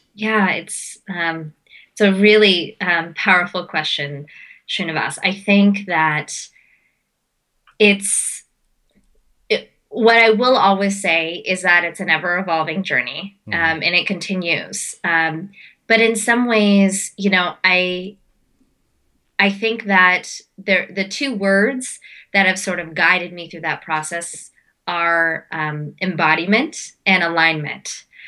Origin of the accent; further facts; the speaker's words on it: Pittsburgh, Pennsylvania, United States; I was born in Pittsburgh, Pennsylvania. So my life um, um, was sort of surrounded by uh, suburban Pennsylvania and summers in India